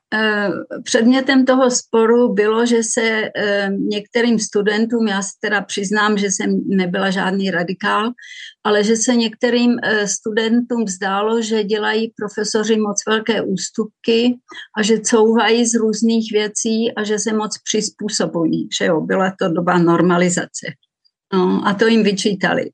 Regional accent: Vsetín, Zlín Region, Czechia; moved away as an adult; also born or lived in Růžďka / Hořice / Prague; now in Zurich, Switzerland; Tak já jsem se narodila na Vsetíně, na Valašsku a do 17 let jsem žila v malé vesničce Růžďce, která je asi 20 kilometrů od Vsetína

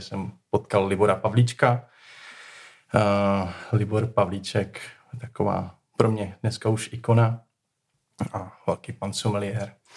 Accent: Most, Ústí nad Labem Region, Czechia; also born or lived in Prague; now in Pečky, Czech Republic; pocházím z Mostu ze severních Čech

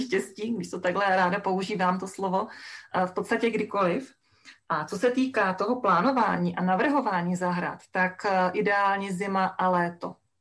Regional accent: a village in Haná, Czechia; also born or lived in central Moravia; já jsem vyrostla na Hanácké vesnici

